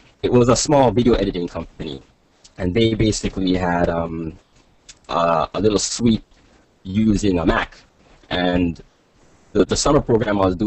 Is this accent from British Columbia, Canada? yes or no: no; Toronto, Ontario, Canada; also born or lived in Jamaica; I was born in Jamaica, and I moved to Toronto, Canada when I was about 3, and that's where I am now